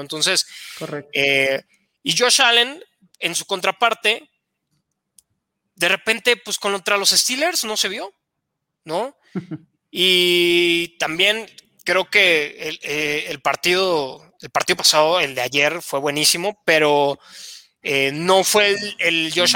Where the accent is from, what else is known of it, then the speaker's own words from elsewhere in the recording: Querétaro, Mexico; moved away as an adult; also born or lived in Estado de México; yo soy de Querétaro, jugué en infantiles, en los Gatos Salvajes de la Universidad Autónoma de Querétaro